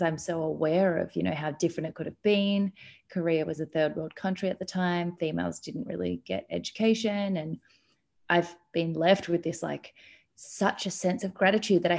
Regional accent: Melbourne, Victoria, Australia; I am from Melbourne, Australia, which is where I am now

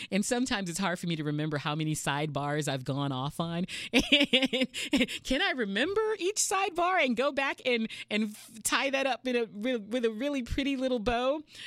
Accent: Houston, Texas, United States; moved away as an adult; now in San Diego, United States; I'm from Houston, Texas, uh, born and raised

